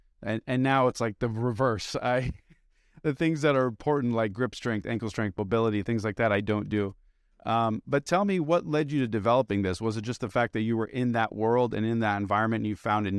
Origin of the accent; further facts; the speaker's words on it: Beirut, Beirut Governorate, Lebanon; also born or lived in United States; I'm an immigrant. I'm not from here. I was born here, but I, you know, I was raised in Beirut and Lebanon.